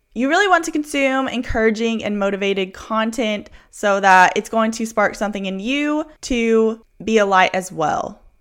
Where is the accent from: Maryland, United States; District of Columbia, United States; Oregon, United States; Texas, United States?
Texas, United States; Houston; I'm from Houston